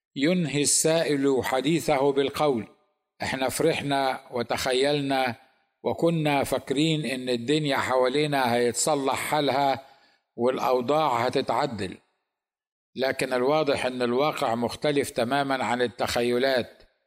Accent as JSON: {"language": "Arabic", "country": "Egypt"}